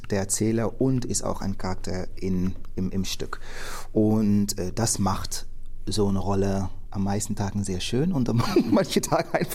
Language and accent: German; Netherlands; Und für mich als Holländer, ist die Geschichte von Amerika, ja, das ist interessant, das auch mal gelesen zu haben und gehört zu haben, aber jetzt nicht so interessant.